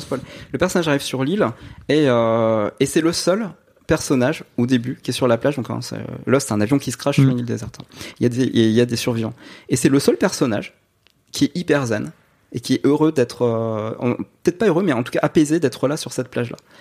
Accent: Nancy, Grand Est, France; moved away as an adult; now in Saint-Mandé, France; je viens de Nancy

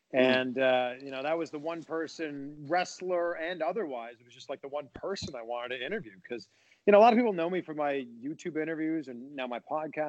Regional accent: Canada; I'm from Canada. I'm very nice.

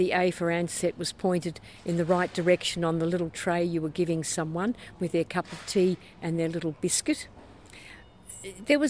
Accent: Melbourne, Victoria, Australia; also born or lived in Sydney; I was born and bred in Melbourne

